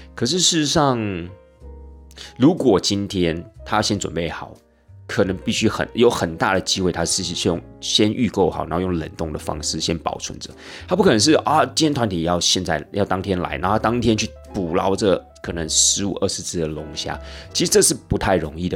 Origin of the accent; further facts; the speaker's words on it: Taiwan; 我们台湾人基本上生活在这样的一个环境